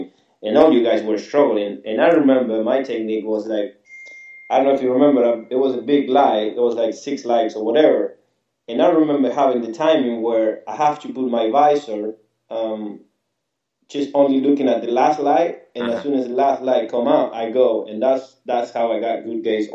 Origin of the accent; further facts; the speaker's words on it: Argentina; English is a second language; moved away; I was in Argentina, and obviously I'm from Argentina